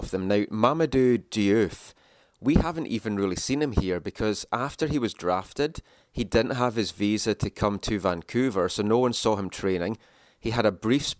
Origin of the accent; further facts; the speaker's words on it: Scotland, United Kingdom; moved away; I come from Scotland, and my team there, they're like a Tier 3 team there.